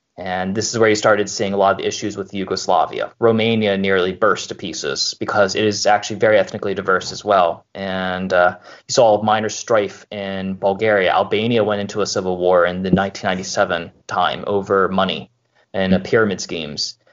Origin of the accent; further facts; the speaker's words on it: Baltimore, Maryland, United States; moved away as an adult; also born or lived in Pennsylvania; I am originally from the Baltimore area